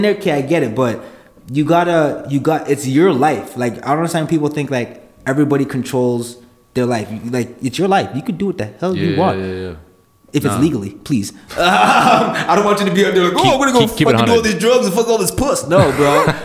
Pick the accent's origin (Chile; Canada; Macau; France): Canada; Calgary, Alberta; moved away as an adult; also born or lived in Toronto; I'm from Calgary